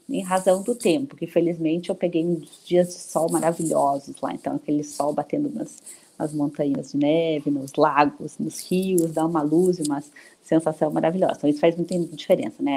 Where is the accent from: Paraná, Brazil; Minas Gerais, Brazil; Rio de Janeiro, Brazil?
Paraná, Brazil; Curitiba; moved away as an adult; now in São Paulo, Brazil; eu sou de Curitiba, Paraná, moro em São Paulo há 18 anos